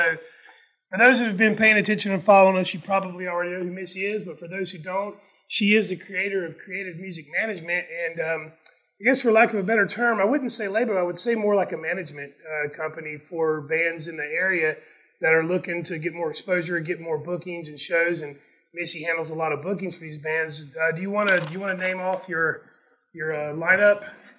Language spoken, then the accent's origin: English; Southern US, United States; So I'm like, you know, white guy from the South that sounds like I'm from Connecticut